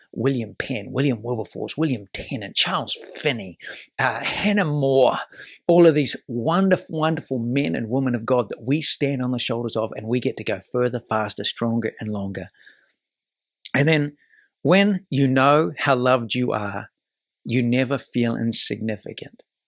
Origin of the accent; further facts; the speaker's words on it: New Zealand; now in United States; this is my adopted country. I'm from New Zealand